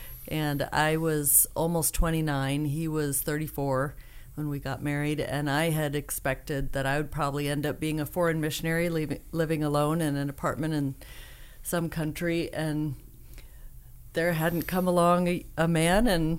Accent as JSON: {"language": "English", "town": "Niagara Falls", "region": "New York", "country": "United States", "tie": "born or raised there", "moved": "yes", "said": "I grew up in Niagara Falls, New York"}